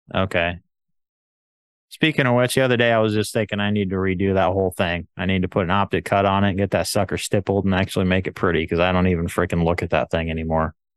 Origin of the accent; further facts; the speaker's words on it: United States; I'm an American